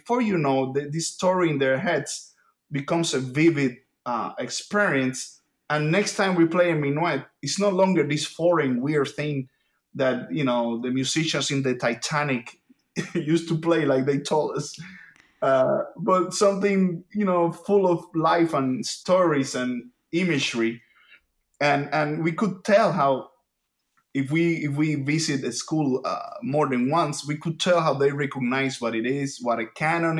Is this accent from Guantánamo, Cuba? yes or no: no; Havana, Cuba; first language Spanish; English is a second language; moved away; my native language, as you can probably hear, is Spanish. I was born in Havana, Cuba